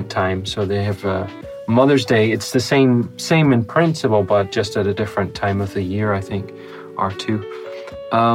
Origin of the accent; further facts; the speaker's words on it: Northern Ireland, United Kingdom; I call myself Northern Irish.